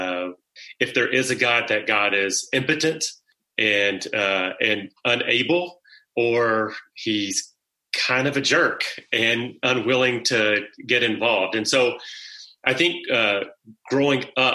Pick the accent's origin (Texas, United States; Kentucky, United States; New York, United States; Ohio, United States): Kentucky, United States; South Central; growing up in South Central Kentucky, my mom was from the area